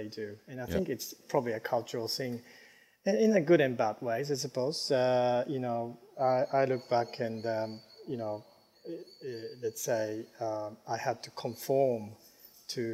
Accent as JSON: {"language": "English", "country": "Japan", "tie": "born or raised there", "also_born_or_lived": "United States", "moved": "yes", "said": "growing up in Japan"}